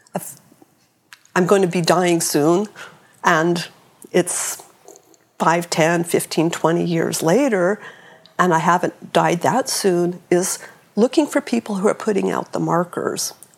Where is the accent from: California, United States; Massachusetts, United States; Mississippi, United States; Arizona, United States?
California, United States; San Francisco; I was born in 1956 in San Francisco